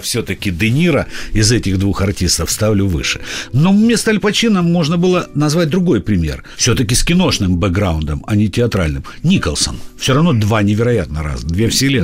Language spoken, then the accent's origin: Russian; Odesa, Odesa Oblast, Ukraine; moved away as an adult; also born or lived in Saint Petersburg, Russia; now in Moscow, Russia; Я, как, как Жванецкий, родился в Одессе, поработал, помучился в Петербурге и вернулся в Москву